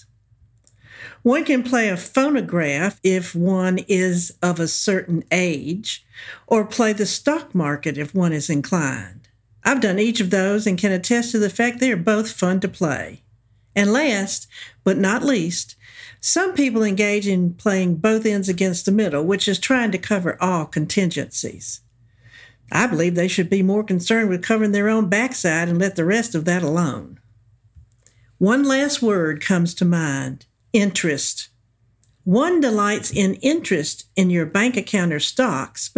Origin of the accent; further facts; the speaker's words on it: the South, United States; accent: southern; also born or lived in Iran; given my southern accent